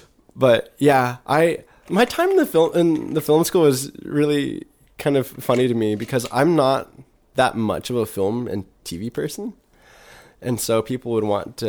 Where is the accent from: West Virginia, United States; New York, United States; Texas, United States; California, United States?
Texas, United States; Plainview; there's a fondness that I have of growing up in Plainview, sure. but I couldn't live there again.